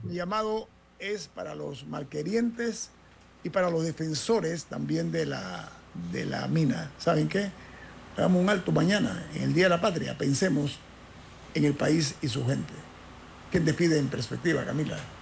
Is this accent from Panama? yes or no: yes; Panama; como panameño